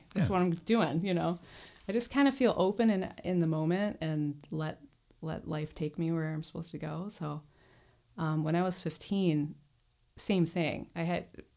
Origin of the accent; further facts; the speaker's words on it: Pinckney, Michigan, United States; also born or lived in Garden City, Michigan / Ann Arbor/Ypsilanti; I was born in Garden City on the over on the east side, but did most of my growing up in Pinckney, small town